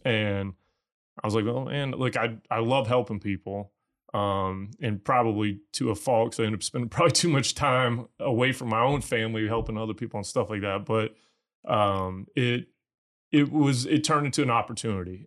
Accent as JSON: {"language": "English", "region": "Missouri", "country": "United States", "also_born_or_lived": "Texas", "moved": "as an adult", "said": "I'm from Missouri originally"}